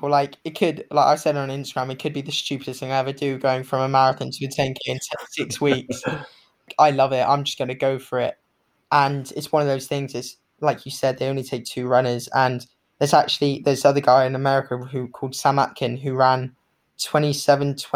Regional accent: Hong Kong; also born or lived in Bermuda; I grew up in Hong Kong, so I was born

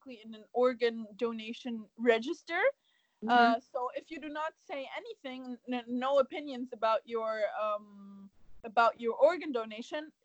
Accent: Germany; English is a second language; moved away; I was born and raised in Germany and lived there for half of my life

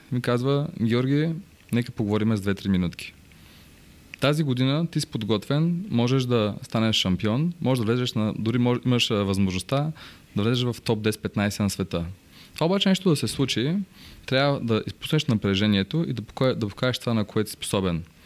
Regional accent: Bansko, Blagoevgrad Province, Bulgaria; Аз съм роден в Банско

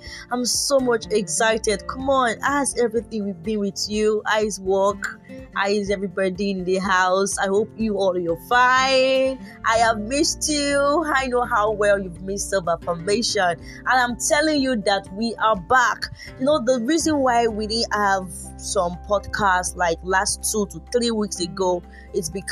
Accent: Yorubaland, Nigeria; I'm a Nigerian and I am Yoruba.

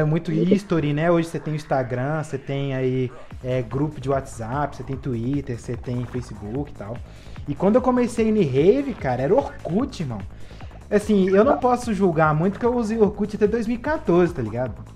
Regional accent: Belo Horizonte, Minas Gerais, Brazil; Eu sou aqui da cena mineira, de Belo Horizonte

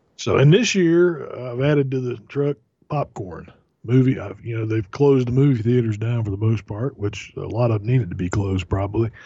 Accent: Florida, United States; growing up in Florida, my aunt and uncle, they had a couple of mango trees in the backyard

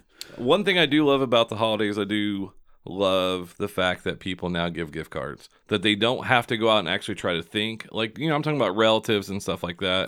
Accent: Seymour, United States; my hometown of Seymour

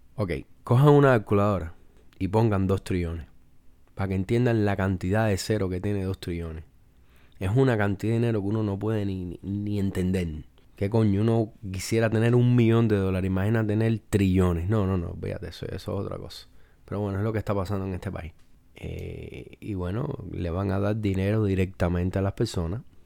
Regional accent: Cuba; yo soy cubano

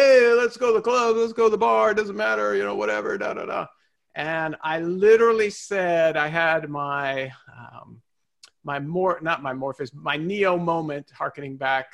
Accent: Southern California, United States; my life growing up in Southern California

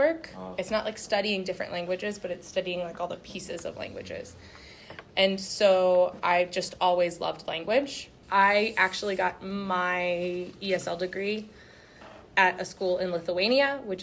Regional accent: New Mexico, United States; also born or lived in Louisiana; now in Arkansas, United States; So I was born in Louisiana, but I grew up in New Mexico

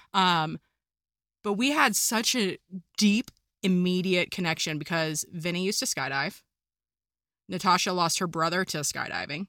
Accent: Kansas, United States; first language English; moved away; also born or lived in California / Colorado; I come from Kansas where there are no mountains. I moved to California

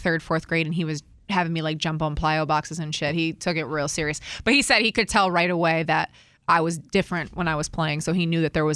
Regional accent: Collingswood, New Jersey, United States; So, I'm originally from New Jersey. So, I went to Collingswood High School in New Jersey

